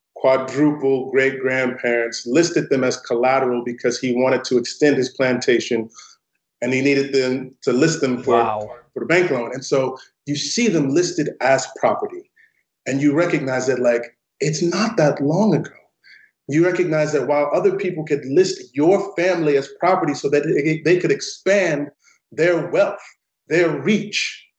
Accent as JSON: {"language": "English", "town": "St. Louis", "region": "Missouri", "country": "United States", "tie": "born or raised there", "said": "the neighborhood that I grew up in in St. Louis, Missouri"}